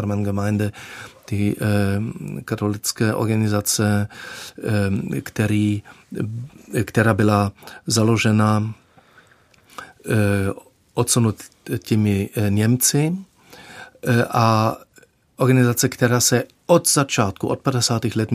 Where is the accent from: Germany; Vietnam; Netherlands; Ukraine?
Germany; Czech is a second language; já jsem se učil opravdu, jak jsem říkal, když mi bylo 37, jsem začal se učit češtinu